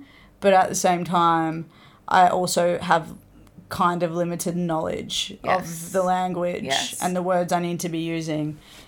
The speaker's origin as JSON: {"language": "English", "country": "Australia", "first_language": "English", "said": "Australian, like, Greek."}